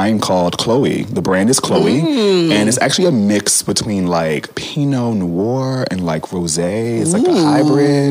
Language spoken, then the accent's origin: English; Baltimore, Maryland, United States; now in Washington, D.C., United States; I grew up in Baltimore. I grew up in Baltimore